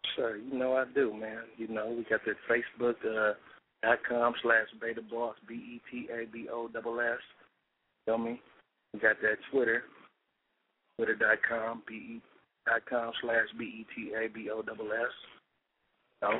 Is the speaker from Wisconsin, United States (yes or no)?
no; San Diego, California, United States; born or raised there